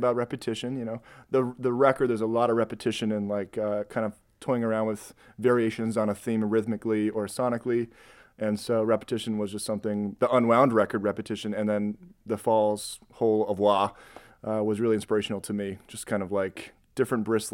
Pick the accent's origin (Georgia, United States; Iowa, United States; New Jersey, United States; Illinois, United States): Illinois, United States; Rockford; now in Chicago, United States; But I'm from Rockford. I was raised, if you're familiar with the Chuck E. Cheese on State and Fairview